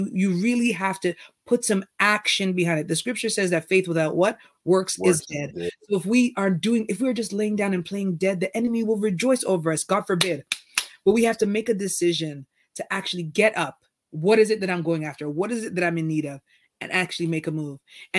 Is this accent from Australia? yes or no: no; Canada; as a Canadian artist, I find that my reach was not necessarily going south to like the US